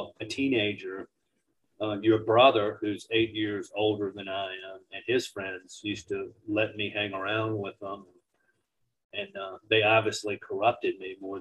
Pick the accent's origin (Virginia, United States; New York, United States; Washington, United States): Virginia, United States; Warsaw; now in Richmond, United States; about Warsaw and growing up in the Northern Neck